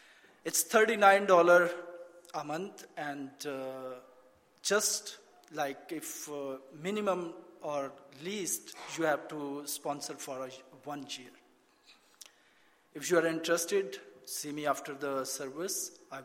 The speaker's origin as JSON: {"language": "English", "country": "Pakistan", "moved": "as an adult", "lives_now": "Canada", "said": "I'm from Pakistan. I came to Canada 2008, and it's going to be 10 years, so a decade here."}